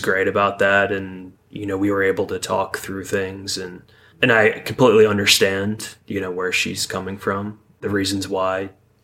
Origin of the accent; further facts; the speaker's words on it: Binghamton, New York, United States; Upstate New York, Binghamton area.